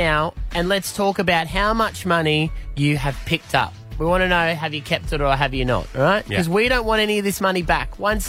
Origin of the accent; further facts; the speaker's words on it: Gladstone, Queensland, Australia; That's my hometown.